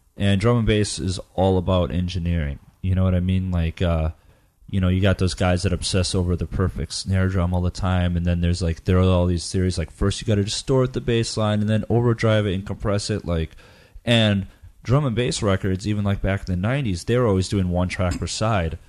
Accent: United States; I was from the Northwoods

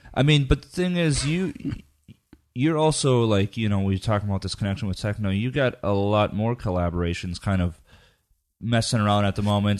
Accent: Midwest, United States; I grew up in the Midwest

